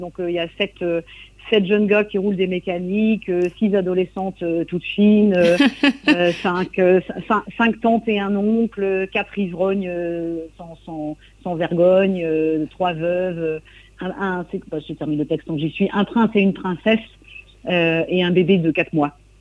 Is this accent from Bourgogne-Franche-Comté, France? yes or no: no; coastal Trégor, Brittany, France; je viens du Trégor côtier.